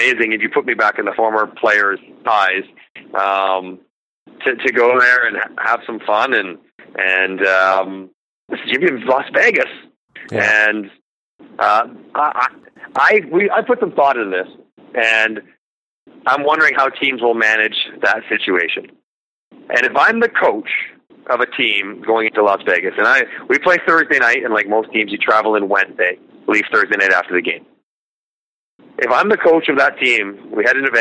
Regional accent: Toronto, Ontario, Canada; I'm from Toronto. I live there.

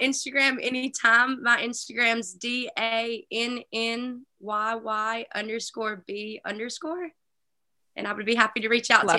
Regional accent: Alabama, United States; Growing up in Alabama, never really considered Ole Miss, I don't think.

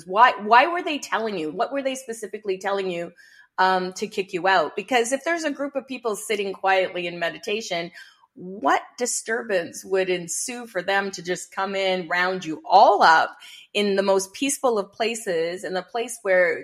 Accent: Canada; I'm Canadian. I'm living in Canada

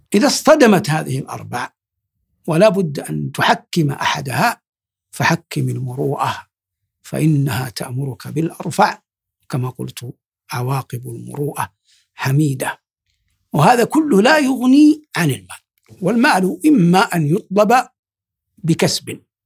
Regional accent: Saudi Arabia; بلادنا المملكة العربية السعودية

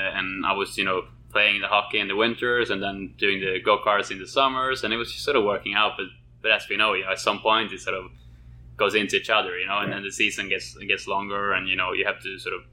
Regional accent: Sweden; moved away; coming from Sweden. Obviously, hockey is a very big sport there, probably the biggest, I would say. And then I started as a kid with hockey with my friends

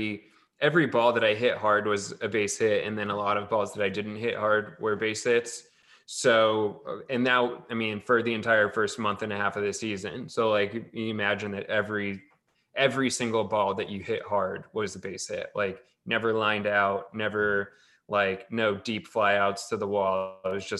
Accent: Tracy, California, United States; where I grew up in Tracy, in the Central Valley.

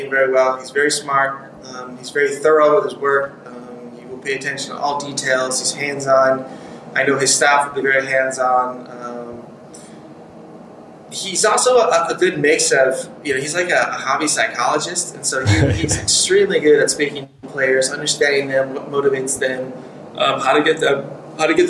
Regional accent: United States; moved away as an adult; also born or lived in Hanover, Germany; speaking English and being American

